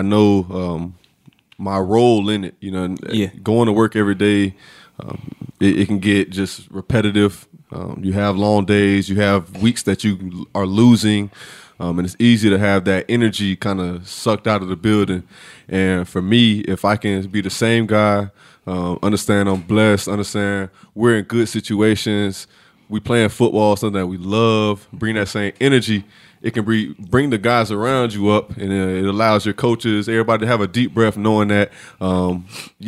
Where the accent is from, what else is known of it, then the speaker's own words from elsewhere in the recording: Fort Myers, Florida, United States; Fort Myers, Florida. Yeah, that's where I'm from.